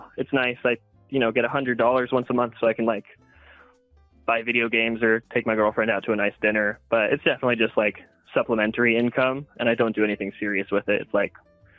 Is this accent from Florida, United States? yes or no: no; Provo, Utah, United States; I actually grew up in Provo, which is like the most kind of Mormon city in Utah. So it's a lot of that. But then I'm also Polynesian, so I do jokes about being like Hawaiian and Tongan.